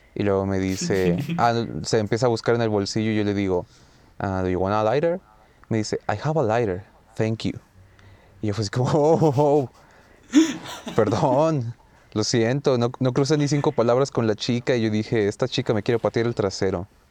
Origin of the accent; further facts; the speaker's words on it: Mexico; venimos de México